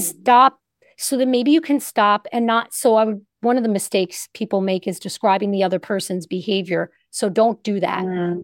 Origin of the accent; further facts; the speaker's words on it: Northeast, United States; I'm from the Northeast